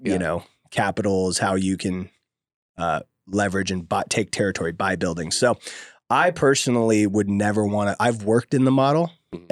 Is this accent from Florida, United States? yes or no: no; Oakdale, California, United States; born or raised there; moved away as an adult; also born or lived in Bay Area, California / San Diego, California